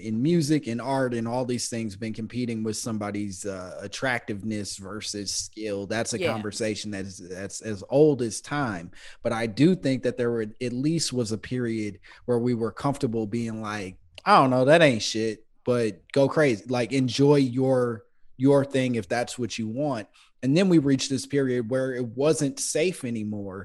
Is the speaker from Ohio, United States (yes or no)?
no; Chicago, Illinois, United States; moved away; I come from Chicago